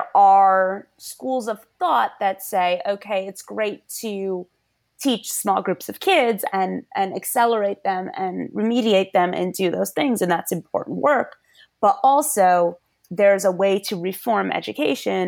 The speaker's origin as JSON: {"language": "English", "region": "Connecticut", "country": "United States", "tie": "born or raised there", "also_born_or_lived": "Washington, D.C.", "moved": "as an adult", "said": "we promptly moved back to my home state of Connecticut"}